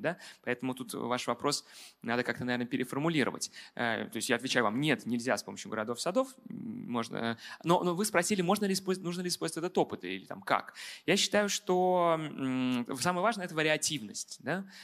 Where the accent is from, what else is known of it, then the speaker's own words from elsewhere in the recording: Moscow, Russia; как москвич